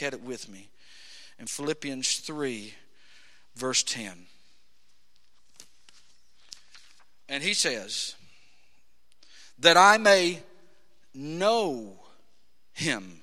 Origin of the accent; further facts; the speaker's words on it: United States; we, as American Christians